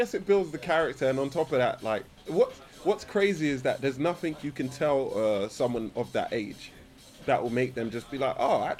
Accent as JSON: {"language": "English", "region": "London", "country": "United Kingdom", "said": "I'm from Brixton."}